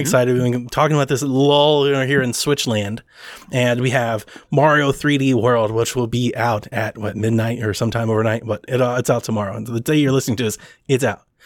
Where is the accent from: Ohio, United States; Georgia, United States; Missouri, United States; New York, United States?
Ohio, United States; I'm from Ohio myself